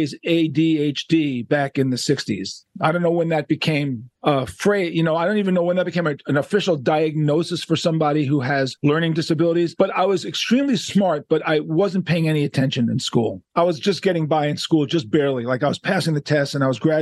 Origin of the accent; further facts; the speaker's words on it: New York City, New York, United States; Growing up in Manhattan, Upper West Side, Jewish kid